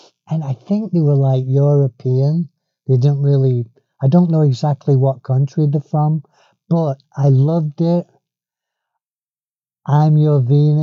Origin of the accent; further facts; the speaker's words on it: Manchester, North West England, United Kingdom; I'm a Mancunian. I'm a Manc.